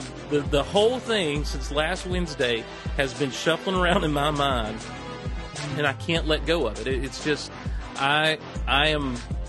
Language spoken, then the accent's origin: English; Georgia, United States; I'm from Georgia. That puts us in a demographic called Southerners.